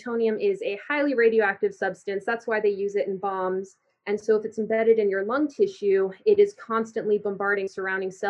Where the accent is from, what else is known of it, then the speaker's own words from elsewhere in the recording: Colorado, United States; I grew up in Colorado, I'm 24